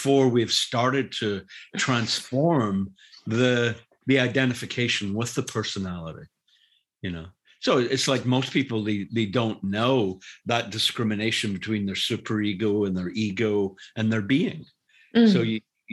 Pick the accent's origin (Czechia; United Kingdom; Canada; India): United Kingdom; Glasgow, Scotland; moved away; I grew up in Glasgow, which is an industrial city